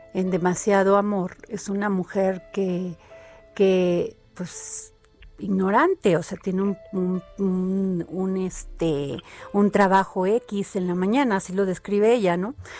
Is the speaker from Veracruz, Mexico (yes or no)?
yes; Veracruz, Mexico; yo que soy veracruzana